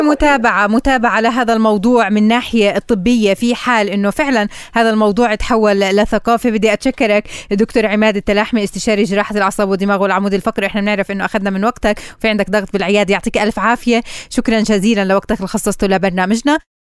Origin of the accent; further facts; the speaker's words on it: Palestine; عندنا بفلسطين